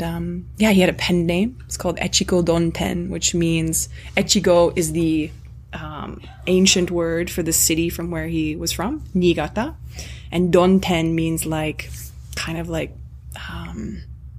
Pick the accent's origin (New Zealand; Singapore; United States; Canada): Canada; I'm not just like a white Canadian